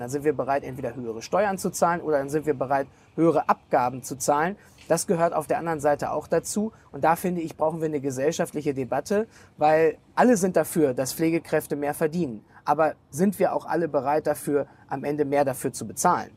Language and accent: German; Germany; als Deutsche